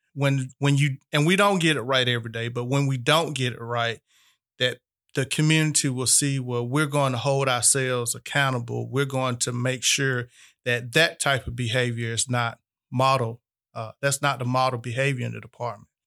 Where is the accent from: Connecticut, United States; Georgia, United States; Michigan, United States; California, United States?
Georgia, United States; Albany; born and raised in Albany, Georgia